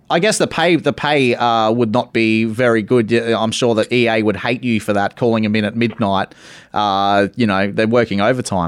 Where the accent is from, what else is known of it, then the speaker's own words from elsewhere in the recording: Australia; me being an Australian